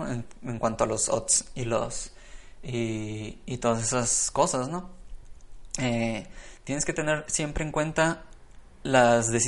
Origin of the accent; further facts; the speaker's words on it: Hermosillo, Sonora, Mexico; bueno, yo soy de Hermosillo, Sonora, ¿no? Pero no, es que allá en, Guadalajara juegan, juegan como locos porque es mucha gente que tiene mucho dinero